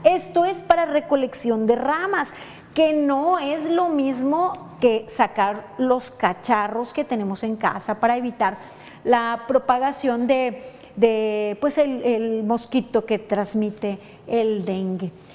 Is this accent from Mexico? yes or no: yes; Colima, Mexico